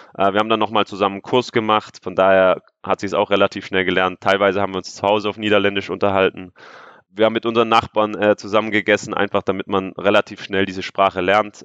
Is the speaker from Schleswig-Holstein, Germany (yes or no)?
no; Stuttgart, Baden-Württemberg, Germany; moved away as an adult; Stuttgart ist meine Heimatstadt, dort sind meine ganzen Freunde